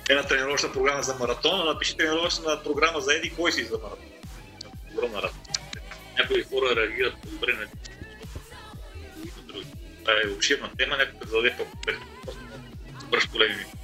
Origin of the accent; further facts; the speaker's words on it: Sofia, Sofia City, Bulgaria; Аз съм софиянец и вие селени, излезли от София, нали, защото ме яд, че аз нямам кое село да отида